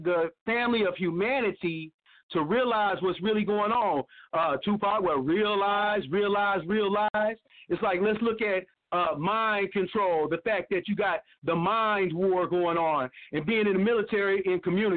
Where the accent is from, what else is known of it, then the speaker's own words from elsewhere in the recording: Oklahoma, United States; where I grew up at in the Indian Territory, you know, Oklahoma Territory